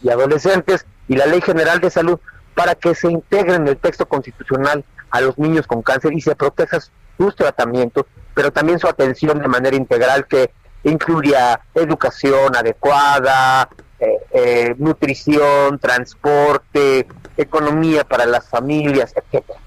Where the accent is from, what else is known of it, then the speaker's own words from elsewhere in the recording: Mexico; los mexicanos no creemos